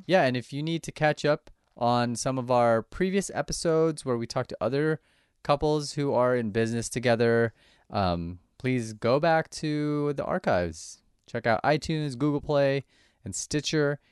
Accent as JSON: {"language": "English", "area": "Orange County", "region": "California", "country": "United States", "tie": "born or raised there", "said": "I grew up in Orange County myself"}